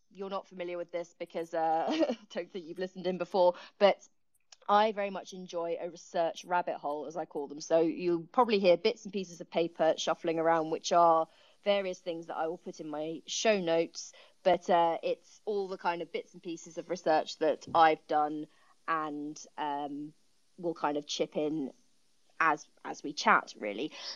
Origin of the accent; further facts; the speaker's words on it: Kent, South East England, United Kingdom; moved away as an adult; I'm actually from Kent originally as well.